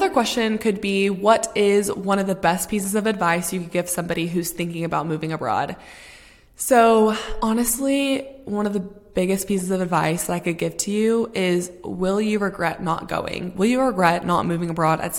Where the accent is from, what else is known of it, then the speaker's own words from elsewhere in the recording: Texas, United States; moved away as an adult; now in London, United Kingdom; home in Texas